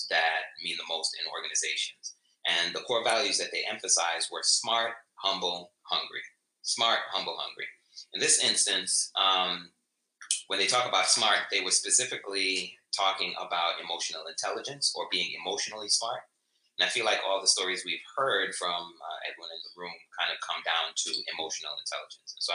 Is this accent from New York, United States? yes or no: yes; New York City, New York, United States; we're from the Bronx